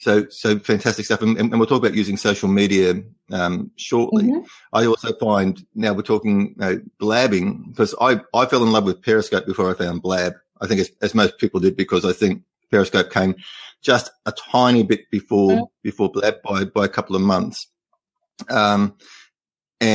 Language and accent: English; Australia; first language English; I try not to use Australian slang